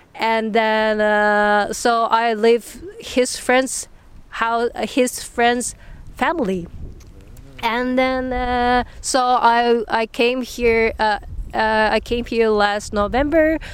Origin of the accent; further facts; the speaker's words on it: Nagasaki, Japan; English is a second language; moved away as an adult; now in The Hague, Netherlands; I came from Nagasaki in Japan.